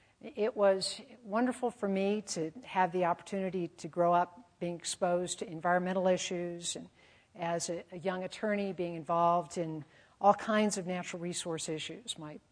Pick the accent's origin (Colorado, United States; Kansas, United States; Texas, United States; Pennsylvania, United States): Colorado, United States; I grew up in Colorado, loved spending weekends in the mountains with my parents